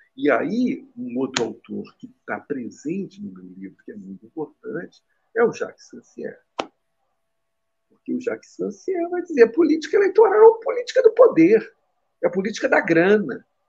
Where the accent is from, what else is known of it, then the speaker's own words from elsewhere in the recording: Rio de Janeiro, Brazil; Eu sou carioca